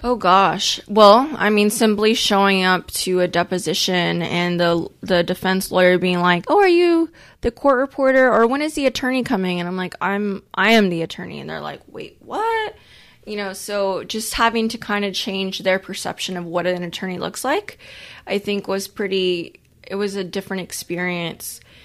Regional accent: Corpus Christi, Texas, United States; I'm from Corpus Christi too, which is a, a smaller city

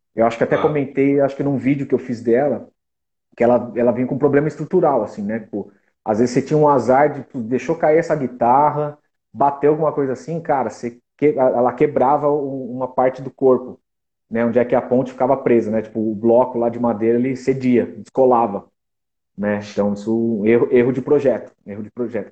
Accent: Taquaritinga, São Paulo, Brazil; now in São Paulo, Brazil; eu sou de Taquaritinga, né? Não sou de São Paulo

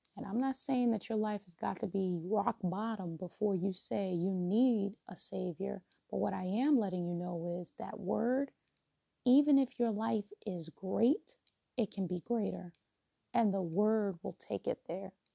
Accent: New York, United States; moved away as an adult; now in DMV (Washington metropolitan area), United States; relocating from my hometown of New York to um, the DMV

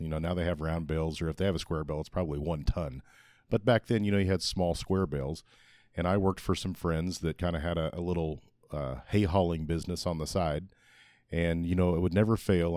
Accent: Republic, Missouri, United States; born or raised there

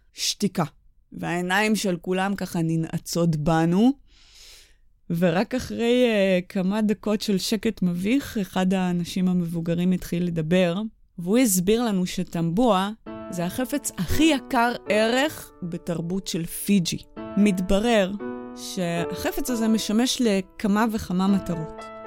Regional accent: Israel; הגענו מישראל

